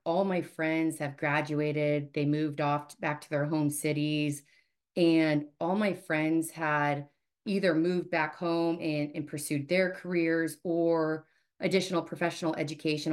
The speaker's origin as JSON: {"language": "English", "town": "Omaha", "region": "Nebraska", "country": "United States", "tie": "born or raised there", "said": "born and raised in Omaha, and I am one of nine children"}